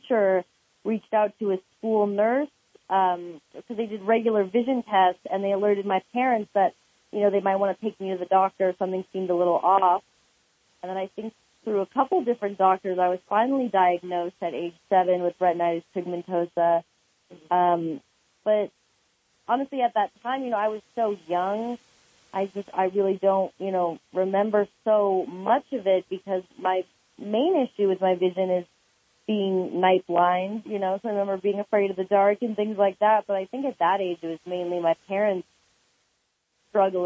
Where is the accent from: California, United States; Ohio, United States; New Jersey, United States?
California, United States; Oak Park; I grew up in Oak Park, California